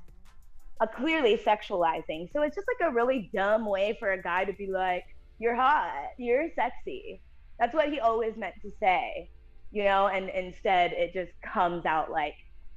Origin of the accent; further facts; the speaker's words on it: El Monte, California, United States; I'm from Monte because that's where I'm from, also known as SGV